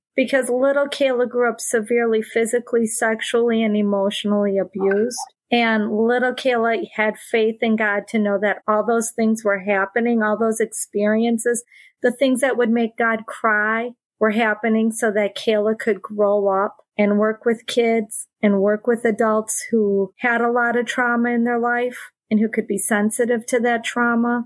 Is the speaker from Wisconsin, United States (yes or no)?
yes; Wisconsin, United States; Little tiny town. If you drew a triangle from Green Bay to Milwaukee to Madison, I would be right in the center of that triangle.